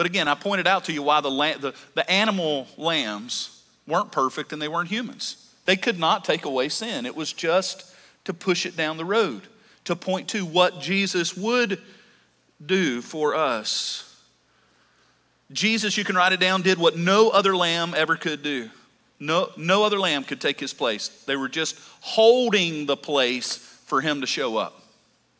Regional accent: the South, United States; I grew up in the South

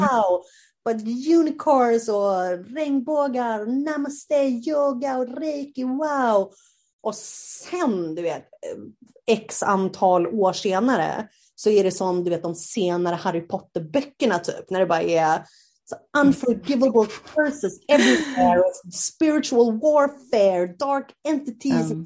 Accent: Sweden; moved away as an adult; also born or lived in South America; Jag har ju varit hemma i Sverige

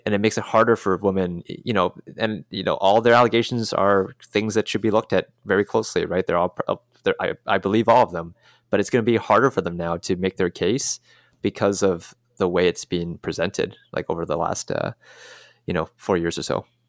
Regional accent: Canada; I'm Canadian

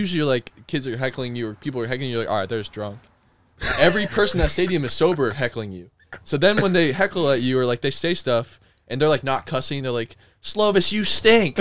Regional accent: Arizona, United States; I'm from Arizona

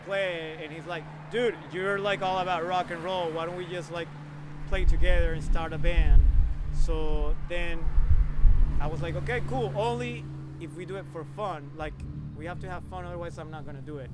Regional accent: Venezuela; now in Boston, United States; I was born in Boston, grew up in Venezuela, South America.

